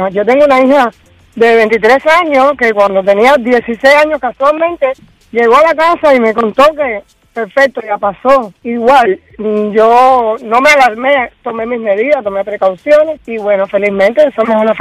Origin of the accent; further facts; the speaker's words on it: Cuba; Yo soy cubana y estoy muy de acuerdo